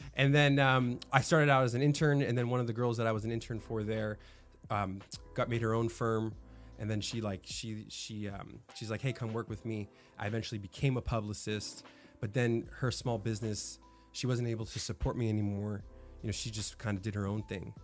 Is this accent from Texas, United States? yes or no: no; Florida, United States; now in California, United States; I was born in California and moved to Florida